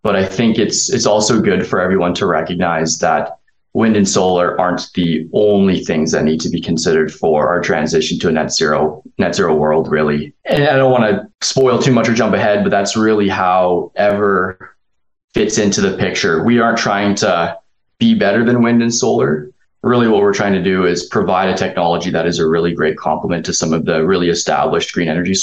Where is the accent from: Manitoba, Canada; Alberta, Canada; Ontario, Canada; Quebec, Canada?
Alberta, Canada; Calgary; growing up in Calgary, the energy industry has been like a really big part of the community here